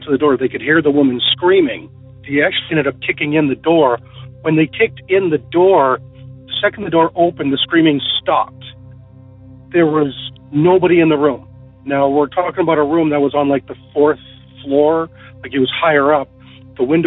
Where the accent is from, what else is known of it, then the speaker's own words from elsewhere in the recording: Lethbridge, Alberta, Canada; I was raised in a small town called Lethbridge, Alberta, 2 hours south of Calgary